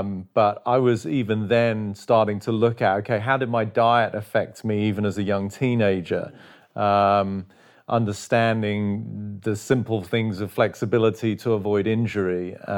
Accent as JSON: {"language": "English", "region": "England", "country": "United Kingdom", "tie": "born or raised there", "lives_now": "United States", "said": "I mean, as a kid, I was growing up in England, obviously, footy, you know, yeah, soccer as they call it over here, was my passion."}